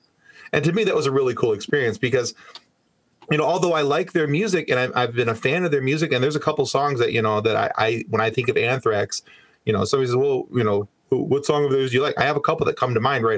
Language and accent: English; Michigan, United States; we're from Michigan